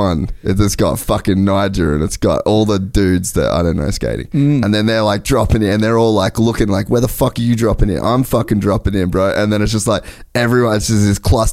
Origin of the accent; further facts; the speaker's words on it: Australia; moved away; I grew up in Australia